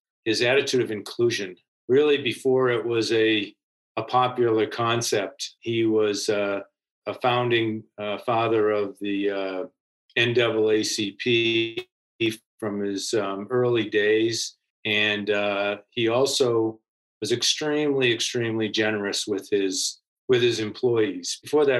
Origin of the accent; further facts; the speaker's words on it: Needham, Massachusetts, United States; I grew up in Needham, Massachusetts, with seven siblings and two great parents